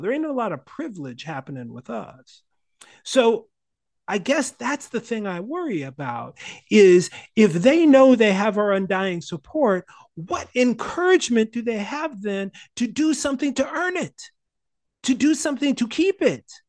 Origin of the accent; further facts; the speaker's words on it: Minnesota, United States; growing up in Minnesota